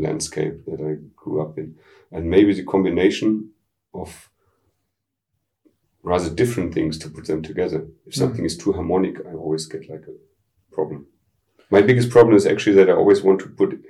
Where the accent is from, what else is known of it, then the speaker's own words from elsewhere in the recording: Dortmund, North Rhine-Westphalia, Germany; English is a second language; I was born in Dortmund, which is like part of the Ruhrgebiet, I grew up really on the edge of it